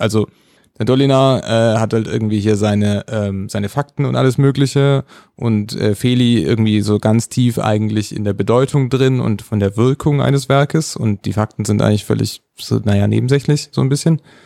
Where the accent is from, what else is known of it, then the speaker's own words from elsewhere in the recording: Germany; als Deutscher